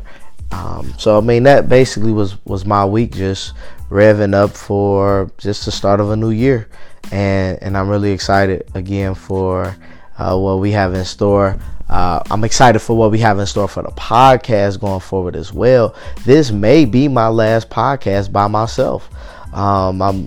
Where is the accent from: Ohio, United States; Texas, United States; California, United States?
Ohio, United States; Cincinnati; I'm in Cincinnati